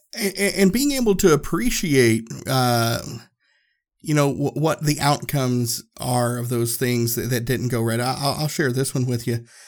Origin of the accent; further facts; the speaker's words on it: Tennessee, United States; I grew up in Tennessee